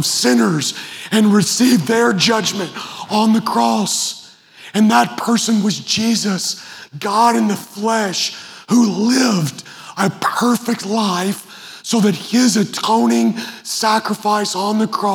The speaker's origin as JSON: {"language": "English", "region": "Western Kentucky", "country": "United States", "tie": "born or raised there", "said": "I grew up in Western Kentucky."}